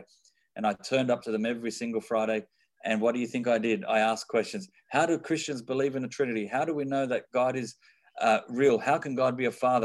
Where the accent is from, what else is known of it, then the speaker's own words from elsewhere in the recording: Sydney, New South Wales, Australia; I am born and raised in Sydney, Australia